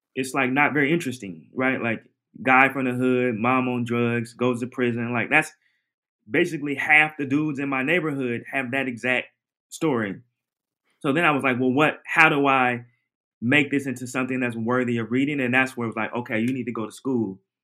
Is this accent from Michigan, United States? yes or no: no; Portland, Oregon, United States; moved away; I'm from Oregon, Portland, Oregon in my teens and early 20s